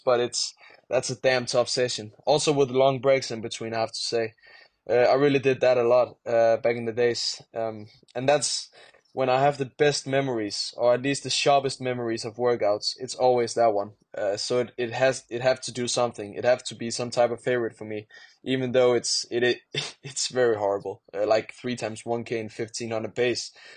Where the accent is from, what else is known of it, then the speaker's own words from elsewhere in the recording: Denmark; English is a second language; I am from Denmark